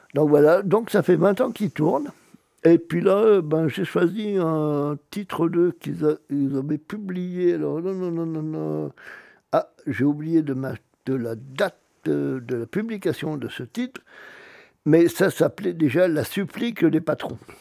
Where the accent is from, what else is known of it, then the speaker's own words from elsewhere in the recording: Auvergne-Rhône-Alpes, France; moved away; also born or lived in Brittany; je suis né en Auvergne, je suis un peu plus occitan que breton.